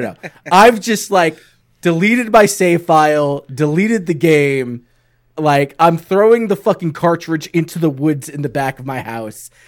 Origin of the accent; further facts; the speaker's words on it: New York, United States; I'm from New York.